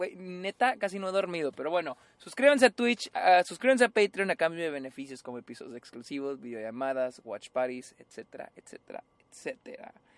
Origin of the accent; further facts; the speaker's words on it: Mexico; todos somos mexicanos